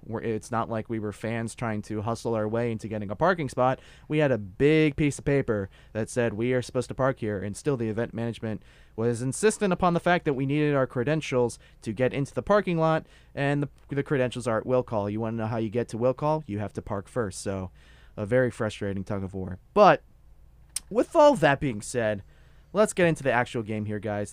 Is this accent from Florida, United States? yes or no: yes; South Florida, United States; I'm from South Florida